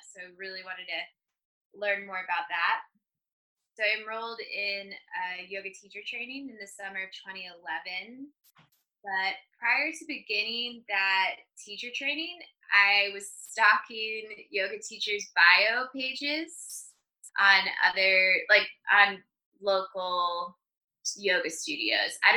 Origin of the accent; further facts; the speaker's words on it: Wisconsin, United States; now in California, United States; I grew up in Wisconsin, so I'm a Midwestern girl at heart.